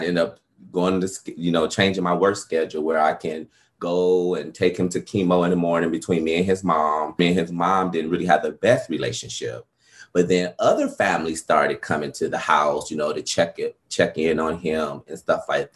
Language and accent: English; Detroit, Michigan, United States; moved away; also born or lived in Atlanta; I'm from Detroit, Michigan